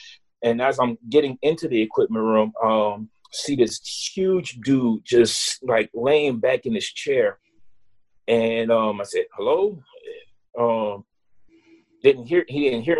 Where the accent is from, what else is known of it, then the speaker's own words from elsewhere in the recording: New Iberia, Louisiana, United States; also born or lived in Natchitoches, Louisiana; now in Lafayette, United States; I was from New Iberia